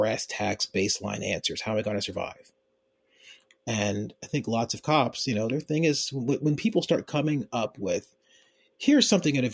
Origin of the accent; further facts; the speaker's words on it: Philadelphia, Pennsylvania, United States; moved away as an adult; now in Baltimore, United States; I grew up in Philadelphia. I grew up in an upper middle class part of Philadelphia